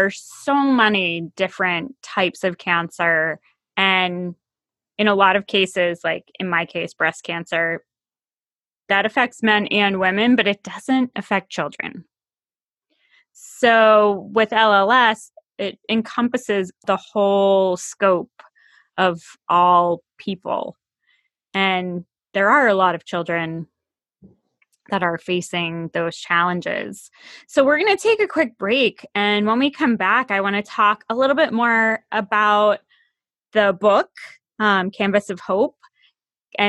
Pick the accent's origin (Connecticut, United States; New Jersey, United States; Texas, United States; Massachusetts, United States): Massachusetts, United States; now in Virginia, United States; I live away from a lot of my family members here, being here in Virginia and having grown up in Massachusetts.